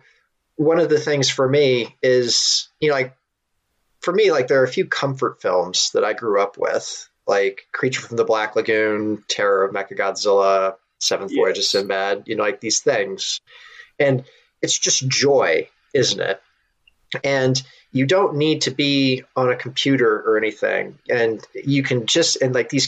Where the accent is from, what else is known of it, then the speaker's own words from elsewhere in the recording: Kansas, United States; being from Kansas